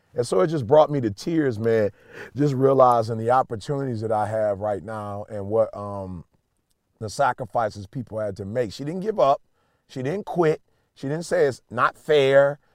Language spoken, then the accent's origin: English; Chicago, Illinois, United States; moved away; I'm from Chicago originally